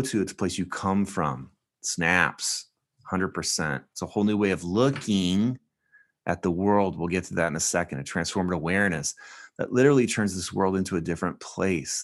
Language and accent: English; California, United States; I'm from California, a coastland